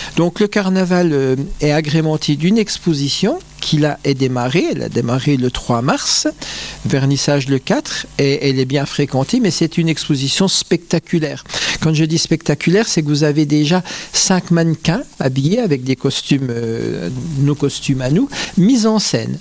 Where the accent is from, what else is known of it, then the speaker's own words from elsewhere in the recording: Bains-les-Bains, Grand Est, France; je ne suis pas natif de Remiremont, je suis natif de Bain-les-Bains